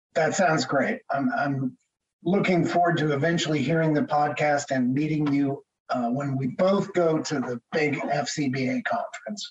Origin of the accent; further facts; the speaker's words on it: Connecticut, United States; moved away as an adult; also born or lived in Boston area / Maine / Washington, D.C.; now in Seattle, United States; I grew up in Connecticut